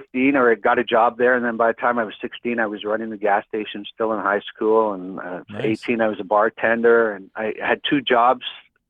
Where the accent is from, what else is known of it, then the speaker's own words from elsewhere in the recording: Winnipeg, Manitoba, Canada; moved away as an adult; I'm originally from Winnipeg, Manitoba.